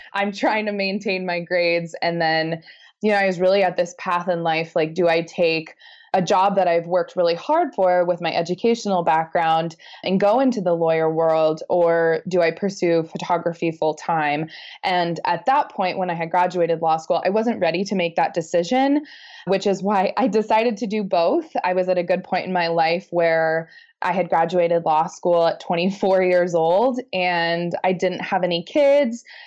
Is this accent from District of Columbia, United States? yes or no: no; Missoula, Montana, United States; I'm from Missoula